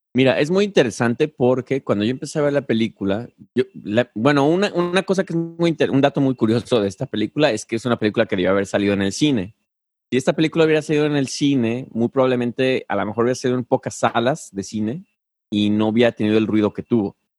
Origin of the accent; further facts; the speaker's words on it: Mexico; moved away; como mexicano